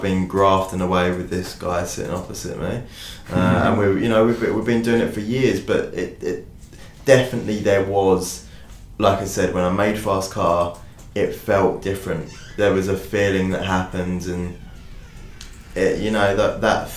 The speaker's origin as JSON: {"language": "English", "country": "United Kingdom", "said": "I'm a British artist"}